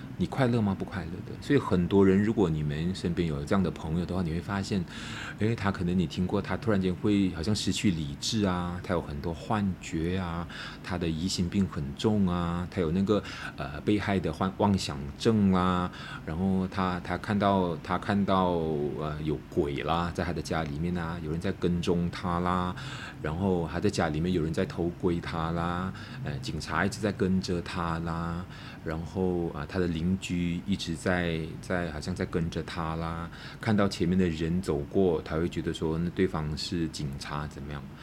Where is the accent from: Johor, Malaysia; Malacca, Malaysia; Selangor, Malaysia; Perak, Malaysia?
Malacca, Malaysia; moved away as an adult; also born or lived in Kuala Lumpur; 我回到马六甲